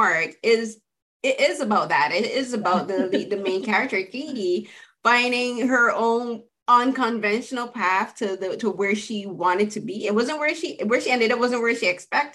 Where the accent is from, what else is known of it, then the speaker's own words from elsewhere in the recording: Barbados; I'm from the Caribbean, from Barbados